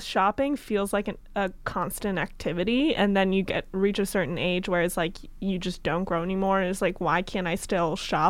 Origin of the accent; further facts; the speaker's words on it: Westchester, New York, United States; I grew up in Westchester, New York.